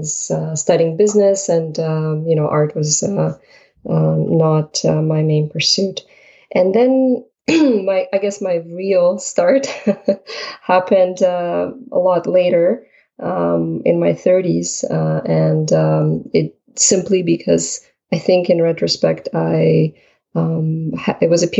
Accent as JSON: {"language": "English", "country": "Ukraine", "tie": "born or raised there", "moved": "yes", "lives_now": "Canada", "said": "I was born in Ukraine"}